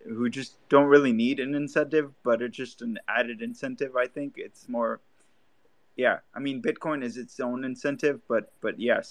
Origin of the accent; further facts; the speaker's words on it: Lebanon; now in California, United States; I grew up on in Lebanon on like dial up